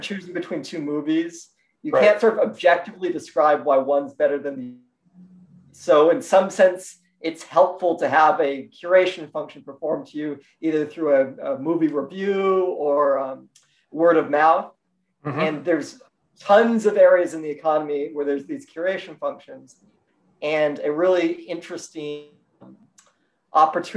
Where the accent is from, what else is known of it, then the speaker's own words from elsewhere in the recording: Albuquerque, New Mexico, United States; I grew up in Albuquerque, New Mexico